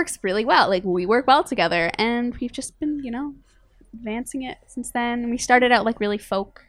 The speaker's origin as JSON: {"language": "English", "town": "Toronto", "region": "Ontario", "country": "Canada", "said": "We're both from Toronto."}